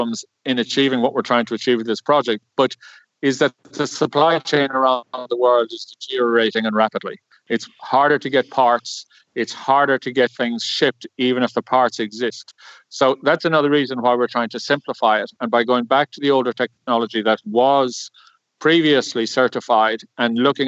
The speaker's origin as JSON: {"language": "English", "town": "Cork", "region": "Munster", "country": "Ireland", "moved": "yes", "said": "I'm an engineer from Cork originally"}